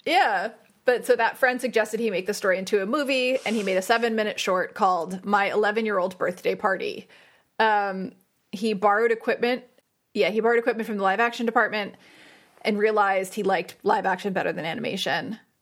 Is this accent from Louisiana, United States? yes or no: no; Saddle Brook, New Jersey, United States; also born or lived in Glen Rock, New Jersey; I grew up in Saddleburg. I didn't know anyone that skied, I don't think. And then I moved to Glen Rock